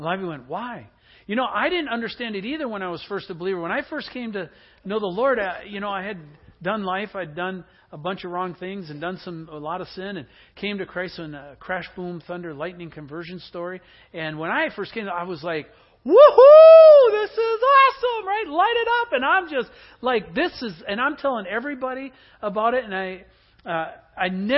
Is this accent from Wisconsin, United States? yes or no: yes; Green Bay, Wisconsin, United States; I grew up in the Midwest in Green Bay